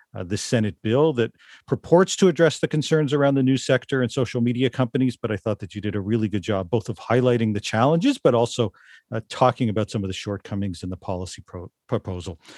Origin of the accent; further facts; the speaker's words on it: Toronto, Ontario, Canada; growing up in Toronto